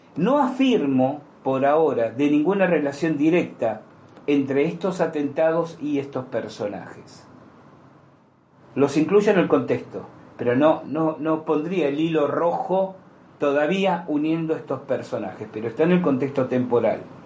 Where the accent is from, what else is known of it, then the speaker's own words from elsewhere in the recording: Argentina; como argentino